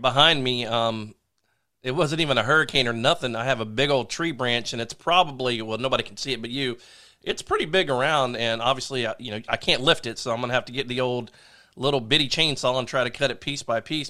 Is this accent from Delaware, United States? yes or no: yes; Delaware, United States; I'm from Delaware